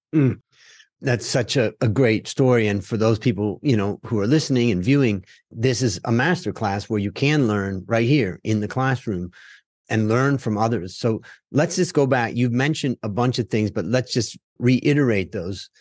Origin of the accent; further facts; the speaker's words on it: Hudson, Ohio, United States; we grew up outside of Cleveland, Ohio, in a little town called Hudson